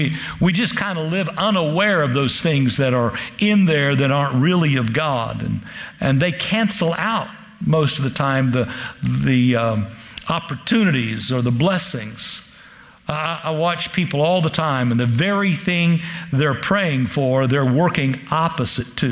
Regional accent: Kansas, United States; I'm from Kansas

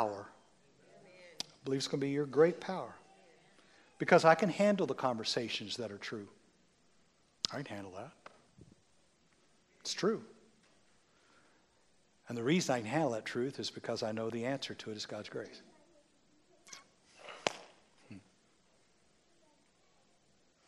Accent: United States; I'm an American

